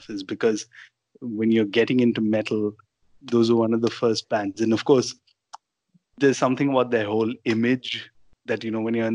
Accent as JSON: {"language": "English", "country": "India", "said": "we're from India"}